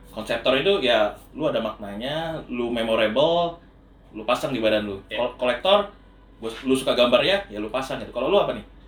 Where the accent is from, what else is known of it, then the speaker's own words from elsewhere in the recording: Samarinda, East Kalimantan, Indonesia; gue kan dari Samarinda